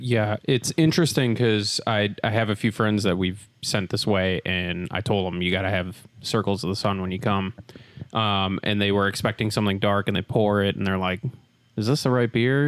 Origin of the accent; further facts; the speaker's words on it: Wisconsin, United States; moved away; I'm originally from Wisconsin